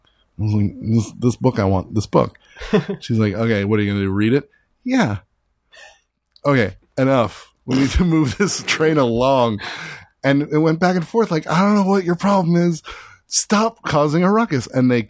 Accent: Northern Virginia, United States

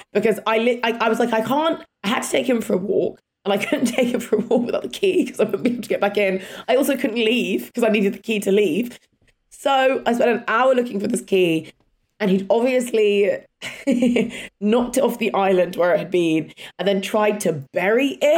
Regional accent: England, United Kingdom; accent: English; my English accent.

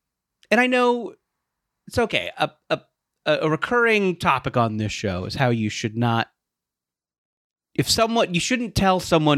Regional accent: Philadelphia, Pennsylvania, United States; accent: Philly; And I think we all loved my Philly accent.

